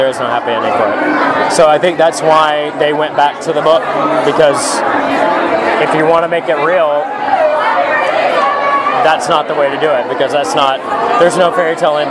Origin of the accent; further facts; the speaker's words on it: Alabama, United States; moved away; also born or lived in Los Angeles / New York / San Francisco; I am from Alabama, moved to LA back in 97, and have been here in New York and San Francisco ever since.